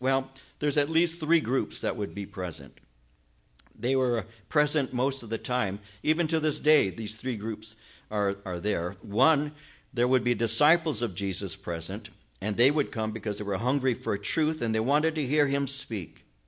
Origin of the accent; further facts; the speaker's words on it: Norwalk, California, United States; I'm from Norwalk